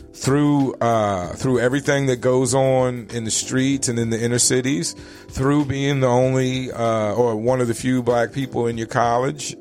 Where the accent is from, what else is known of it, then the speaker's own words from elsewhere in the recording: Richmond, Virginia, United States; now in Phoenix, United States; growing up in Richmond, Virginia